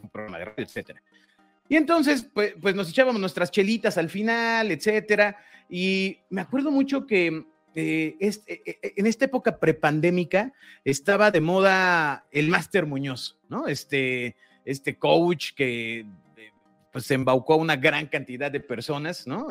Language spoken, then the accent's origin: Spanish; Mexico; Todos somos mexicanos, todos los que estamos involucrados somos mexicanos.